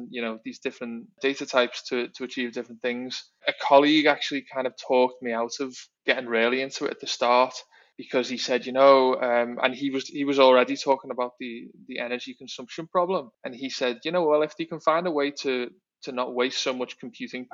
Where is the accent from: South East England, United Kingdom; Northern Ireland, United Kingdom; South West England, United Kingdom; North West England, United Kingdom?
North West England, United Kingdom; Liverpool; moved away as an adult; also born or lived in London; now in Singapore; I'm from Liverpool in the UK originally, and now in Singapore